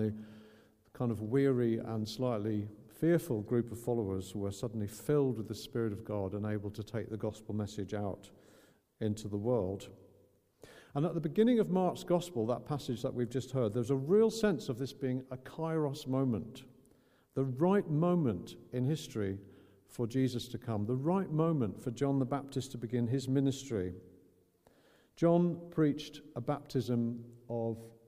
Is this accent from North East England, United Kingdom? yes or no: no; Northern Ireland, United Kingdom; growing up in Northern Ireland with the Troubles